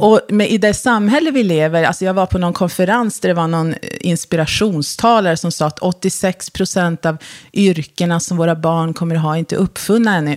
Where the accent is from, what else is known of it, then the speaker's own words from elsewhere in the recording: Luleå, Norrbotten County, Sweden; also born or lived in Porjus; now in Stockholm, Sweden; jag är uppfödd och uppvuxen i Luleå